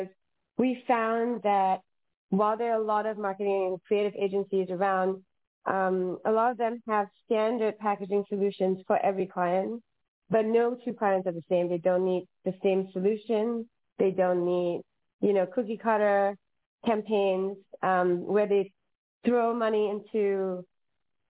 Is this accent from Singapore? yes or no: yes; Singapore; now in Los Angeles, United States; I'm from Singapore. I have no family in Los Angeles.